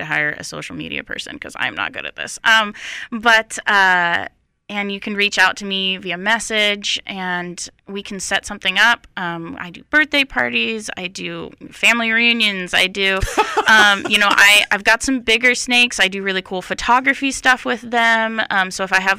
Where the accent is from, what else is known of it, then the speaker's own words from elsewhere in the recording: Utah, United States; now in North Carolina, United States; I come from Utah